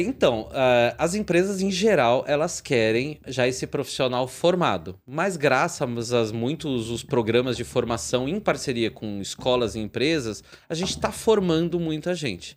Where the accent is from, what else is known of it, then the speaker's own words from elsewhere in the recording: São Bernardo do Campo, São Paulo, Brazil; eu sou de São Bernardo aqui na, no Grande ABC